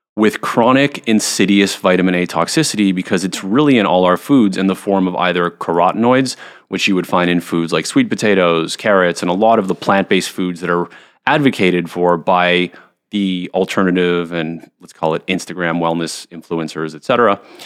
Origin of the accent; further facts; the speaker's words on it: Montreal, Quebec, Canada; I was a pretty normal kid growing up in Montreal